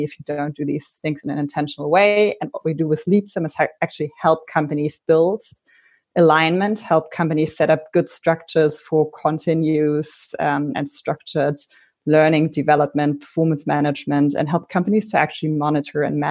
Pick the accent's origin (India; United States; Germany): Germany; Berlin; I'm originally from Berlin.